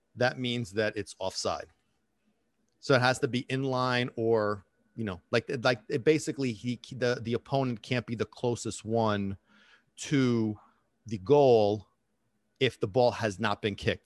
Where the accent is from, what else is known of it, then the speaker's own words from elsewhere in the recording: Italy; moved away; when I was growing up in Italy